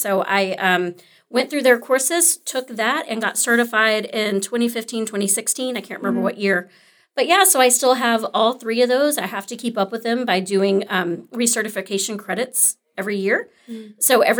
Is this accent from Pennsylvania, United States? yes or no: no; Arlington, Texas, United States; also born or lived in Grand Prairie; I'm actually local. So I was born and raised in Arlington and Grand Prairie, so didn't stray too fa